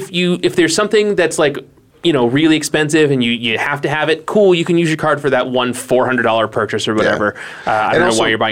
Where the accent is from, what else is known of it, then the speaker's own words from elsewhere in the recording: Northeast, United States; now in Phoenix, United States; I'm from the Northeast.